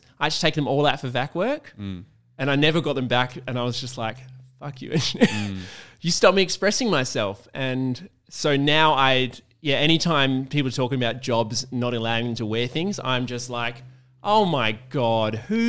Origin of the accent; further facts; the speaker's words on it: Perth, Western Australia, Australia; like where I was in coming from Perth, which, you know, is just such a small place compared to Sydney